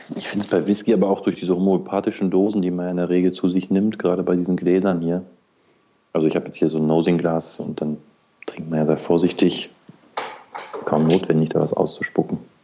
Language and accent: German; near the Harz, Lower Saxony, Germany; Ich komme ja aus Niedersachsen, aus der Nähe des Harzes